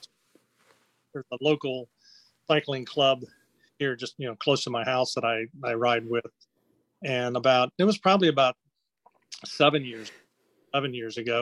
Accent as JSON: {"language": "English", "region": "Ohio", "country": "United States", "tie": "born or raised there", "said": "I was raised in Ohio. I grew up between Cincinnati and Dayton, Ohio."}